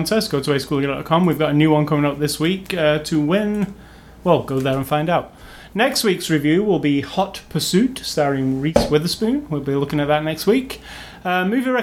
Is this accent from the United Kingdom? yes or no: yes; England, United Kingdom; as an English person